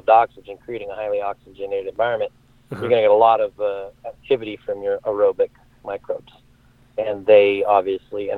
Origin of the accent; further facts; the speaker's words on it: Sacramento, California, United States; a retail license in my hometown in Sacramento